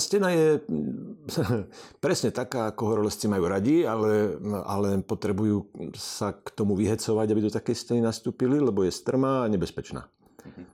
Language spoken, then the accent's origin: Slovak; Poprad, Prešov Region, Slovakia; ja som z Popradu